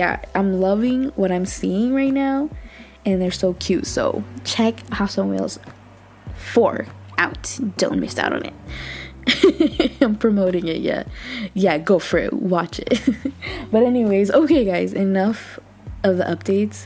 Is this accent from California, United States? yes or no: yes; California, United States; I'm from California